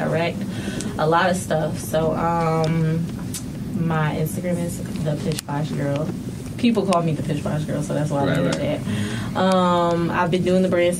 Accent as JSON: {"language": "English", "town": "Philadelphia", "region": "Pennsylvania", "country": "United States", "also_born_or_lived": "North Carolina", "moved": "as an adult", "said": "I'm from Philly"}